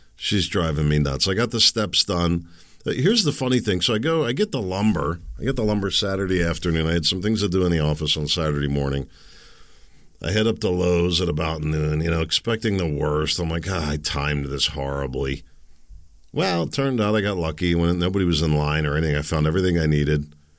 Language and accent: English; Pennsylvania, United States; I'm from Pennsylvania